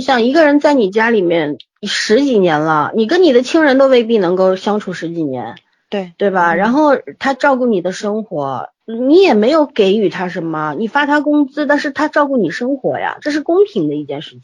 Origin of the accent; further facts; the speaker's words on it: China; 我们中国人